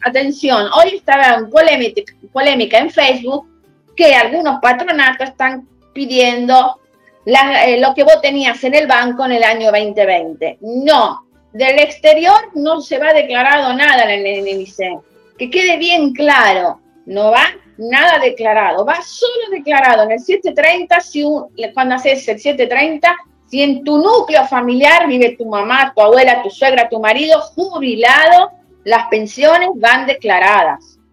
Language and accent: Spanish; Argentina; moved away as an adult; now in Italy; un ítalo argentino como yo